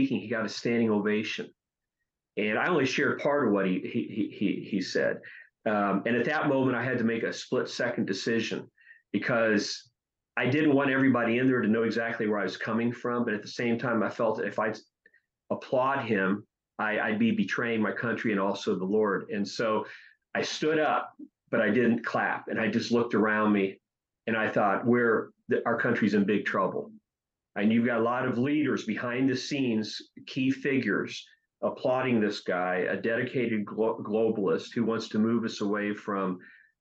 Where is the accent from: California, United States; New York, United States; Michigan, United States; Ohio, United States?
Ohio, United States; I was born in Ohio.